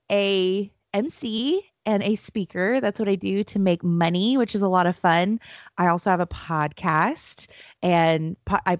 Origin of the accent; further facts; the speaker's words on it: California, United States; Technically, I'm from Southern California.